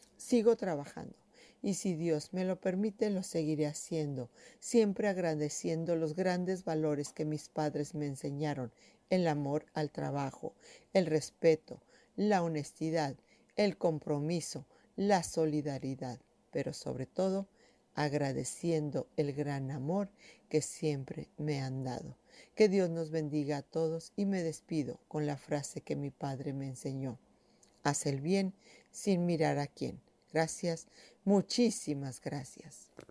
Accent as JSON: {"language": "Spanish", "town": "Ciudad Valles", "region": "San Luis Potosí", "country": "Mexico", "tie": "born or raised there", "said": "nací en Ciudad Valles el 14 de julio de 1963"}